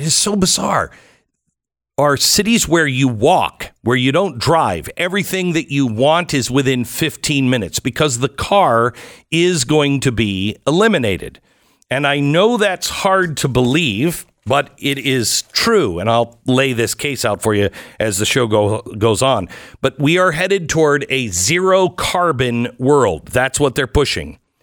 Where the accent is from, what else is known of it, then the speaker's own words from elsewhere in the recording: Seattle, Washington, United States; now in Texas, United States; growing up in Seattle